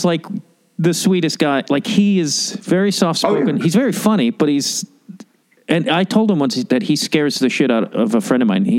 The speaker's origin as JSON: {"language": "English", "town": "Chicago", "region": "Illinois", "country": "United States", "said": "I'm from Chicago."}